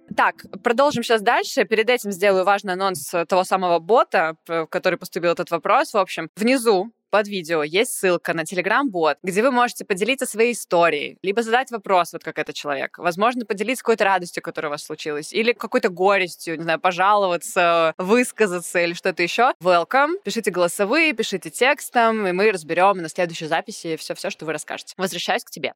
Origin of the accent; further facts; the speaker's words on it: Saint Petersburg, Russia; в Питере, в моем родном городе